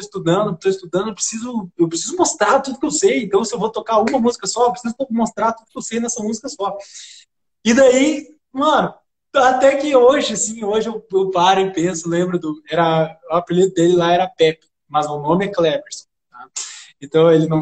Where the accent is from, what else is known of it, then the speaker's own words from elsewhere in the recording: Santa Rosa, Rio Grande do Sul, Brazil; moved away; lá na minha cidade, Santa Rosa